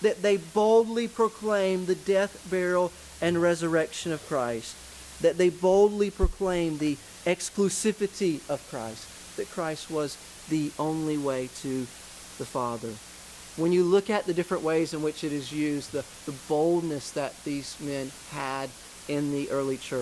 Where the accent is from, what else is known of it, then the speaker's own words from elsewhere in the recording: Georgia, United States; I'm from Georgia. I love the South. I'm a kind of a deep Southern kind of guy